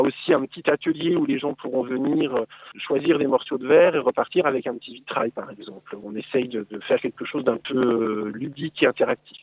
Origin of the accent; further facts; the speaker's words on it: Lorraine, Grand Est, France; nous sommes des Lorrains